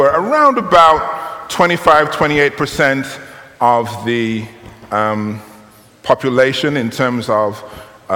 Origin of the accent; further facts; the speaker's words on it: United Kingdom; you will tell from my accent, and perhaps from some of you will know, that I'm from the United Kingdom, Great Britain